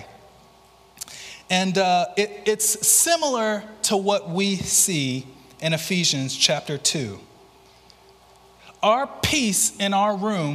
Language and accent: English; Mobile, Alabama, United States; moved away as an adult; also born or lived in Louisville, Kentucky; I'm originally from Mobile.